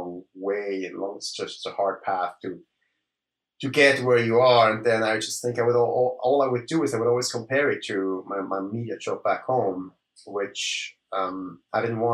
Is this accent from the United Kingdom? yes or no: no; Switzerland; moved away as an adult; now in Toronto, Canada; grew up in Switzerland, 37 years old now. I came to Canada 5 years ago